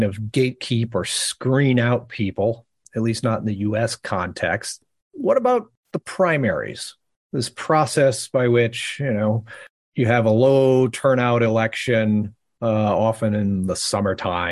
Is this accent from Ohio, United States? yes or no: yes; Ohio, United States; Ohio, my home state